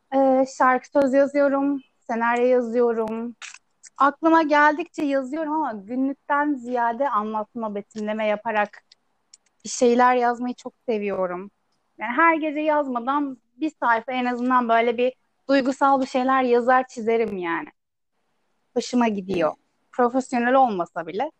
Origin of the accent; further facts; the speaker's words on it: Istanbul, Turkey; also born or lived in Ankara / Çankırı; Büyüdüğüm yerde yani yine İstanbul'da bir ilçede